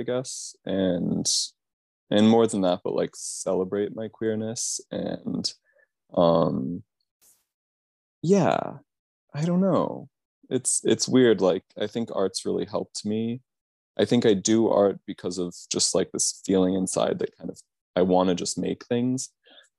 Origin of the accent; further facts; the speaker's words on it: Tucson, Arizona, United States; growing up in Tucson, it's weird because it feels like a really accepting place to grow up queer